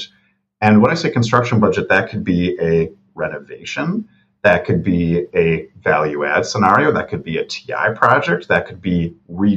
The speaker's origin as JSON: {"language": "English", "town": "Milwaukee", "region": "Wisconsin", "country": "United States", "tie": "born or raised there", "said": "here in Milwaukee. I love that we're supporting, my hometown."}